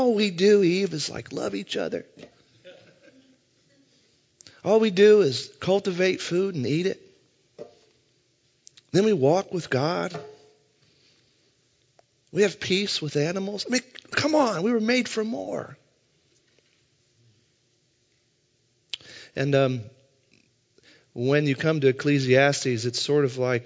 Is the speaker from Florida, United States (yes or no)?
no; Southern Indiana, United States; now in St. Louis, United States; I'm from Southern Indiana